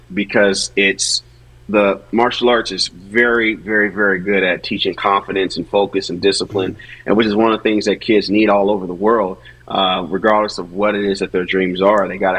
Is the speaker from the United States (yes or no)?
yes; Seattle, Washington, United States; I'm from Seattle, Washington originally